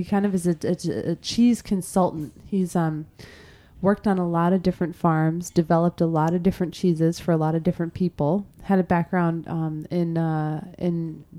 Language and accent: English; Chicago, Illinois, United States; I grew up in Chicago.